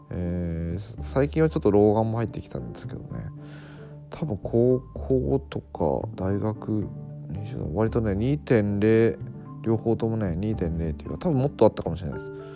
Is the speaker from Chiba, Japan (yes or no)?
no; Fukuoka, Japan; moved away as an adult; also born or lived in Beppu, Oita; 僕あのまあ福岡出身で